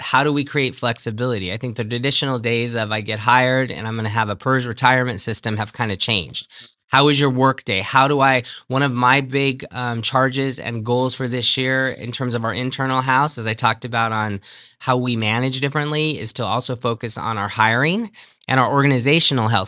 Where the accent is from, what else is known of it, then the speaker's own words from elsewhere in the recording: San Gabriel, California, United States; moved away as an adult; also born or lived in Reno, Nevada; now in Clark County, United States; I grew up in San Gabriel, California, so that's in Southern California